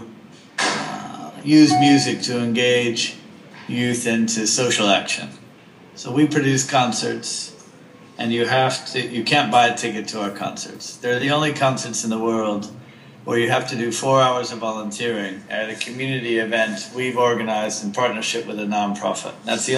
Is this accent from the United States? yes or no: yes; United States; now in London, United Kingdom; I'm American by birth